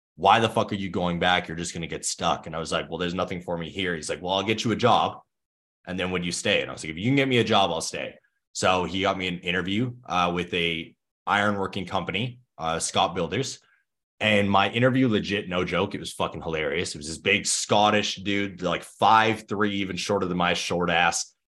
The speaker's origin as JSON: {"language": "English", "town": "Thunder Bay", "region": "Ontario", "country": "Canada", "tie": "born or raised there", "said": "I grew up in Thunder Bay, Ontario, Canada"}